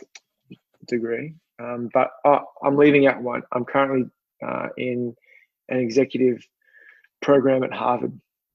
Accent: Sydney, New South Wales, Australia; moved away as an adult; also born or lived in Manly; now in Baltimore, United States; I grew up on Sydney's northern beaches in a little beach town called Collaroy.

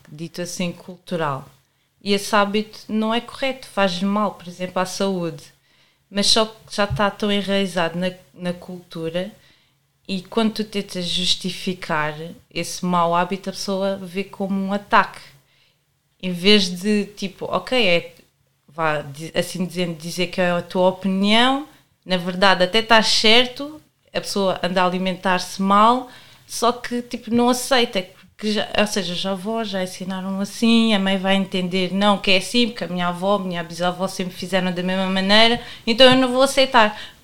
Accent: Cape Verde; como eu sou cabo-verdiana

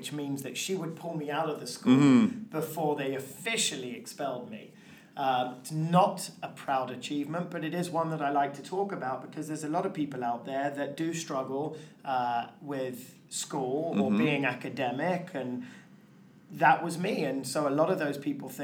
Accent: London, United Kingdom; moved away; I grew up in London, England

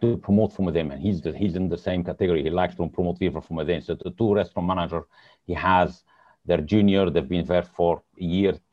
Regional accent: Egypt; moved away as an adult; also born or lived in Lebanon / Switzerland / United States / Dubai; now in United Kingdom; I'm originally from Lebanon. However, I was born in Egypt. I studied in Egypt

